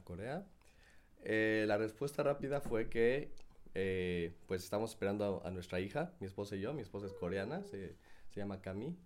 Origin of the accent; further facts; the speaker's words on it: Mexico City, Mexico; moved away as an adult; now in South Korea; yo salí de México cuando tenía 19 años. Ah, Entonces, pues estaba estudiando, estaba... Pues, en realidad me quedé mucho en, mi ciudad, ¿no? En la Ciudad de México